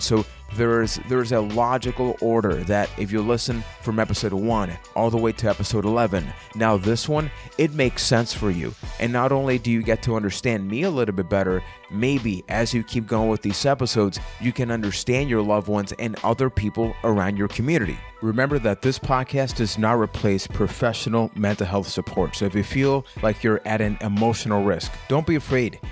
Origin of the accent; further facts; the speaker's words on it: San Juan, Puerto Rico; I am from San Juan, Puerto Rico